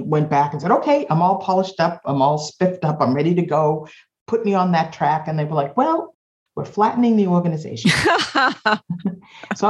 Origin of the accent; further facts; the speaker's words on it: Boston, Massachusetts, United States; I am born and raised in Boston.